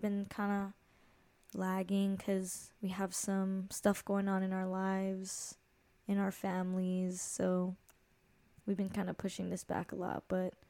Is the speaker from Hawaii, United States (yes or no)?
yes; Hawaii, United States; by the way, I'm 22 years old. Brad is 24. We're both from Hawaii, and we're vibing